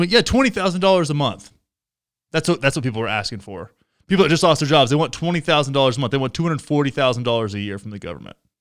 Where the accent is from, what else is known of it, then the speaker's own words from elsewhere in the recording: Texas, United States; Texas, my home state. My home state